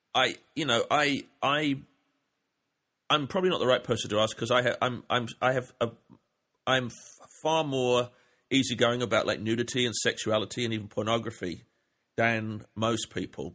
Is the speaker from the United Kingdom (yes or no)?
yes; England, United Kingdom; moved away; I grew up in England